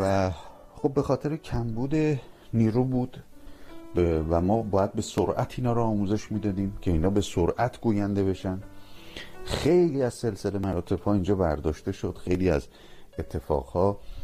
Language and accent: Persian; Iran; moved away as an adult; من الان حدود ده ساله که از ایران اومدم بیرون